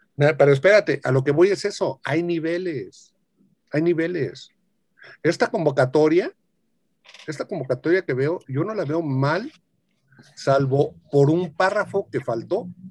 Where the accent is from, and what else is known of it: Mexico; born or raised there